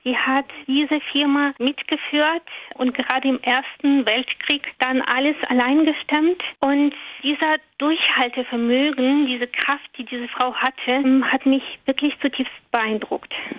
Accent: Russia; German is a second language; now in Schleswig-Holstein, Germany; Also ursprünglich komme ich tatsächlich aus Russland, bin seit zwanzig Jahren jetzt in Deutschland

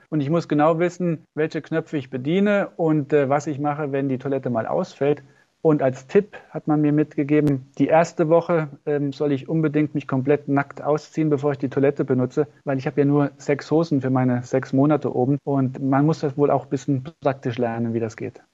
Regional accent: Gronig, Saarland, Germany; ich komme aus dem Dorf Gronich

